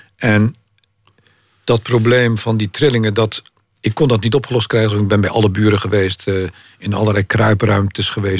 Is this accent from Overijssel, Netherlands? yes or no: no; Maassluis, South Holland, Netherlands; Maasluis, waar ik vandaan kom